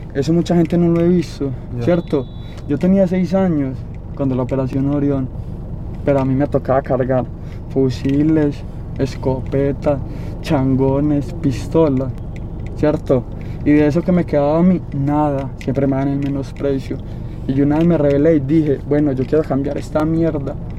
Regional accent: Medellín, Antioquia, Colombia; yo soy del Cora y no se lo voy a negar. Yo soy del Cora

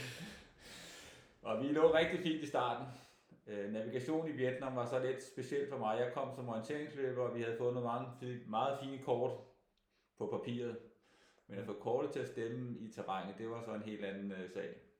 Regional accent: Denmark; helt tilbage i min barndom i Harskov

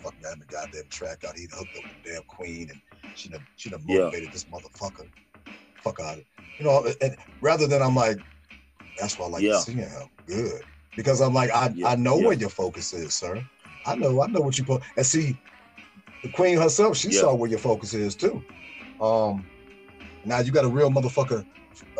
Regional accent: Chicago, Illinois, United States; we all said the same growing up in Chi, where we had tough ass mamas

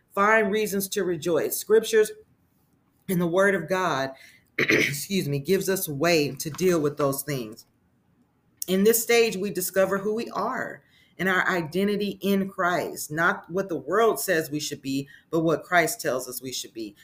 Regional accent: Las Vegas, Nevada, United States; moved away as an adult; now in Texas, United States; I'm originally born and raised in Las Vegas, Nevada. I, however, have been living in Texas for at least seven years

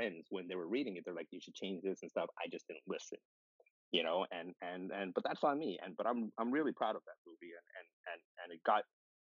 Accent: Thailand; I went to film school, I'm from Thailand, and it was like, mm-hmm.

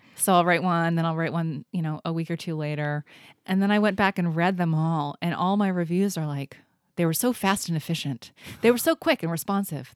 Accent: Indianapolis, Indiana, United States; moved away as an adult; also born or lived in Cincinnati / East Coast; now in Seattle, United States; then moved to Indianapolis, right outside of Indianapolis. and I was there through high school

